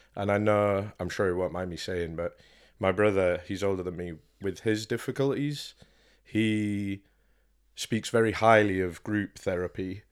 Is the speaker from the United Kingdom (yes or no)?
yes; York, Yorkshire and the Humber, United Kingdom; born and bred in York